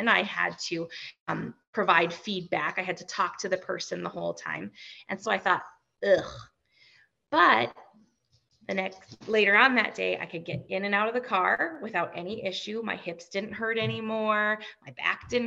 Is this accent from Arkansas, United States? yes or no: no; Fargo, North Dakota, United States; I'm from Fargo